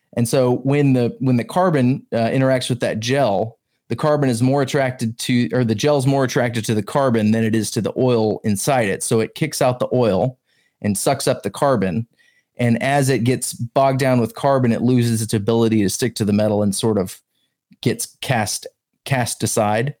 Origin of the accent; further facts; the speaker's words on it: the South, Alabama, United States; also born or lived in Georgia; I grew up in the South, Alabama and Georgia mainly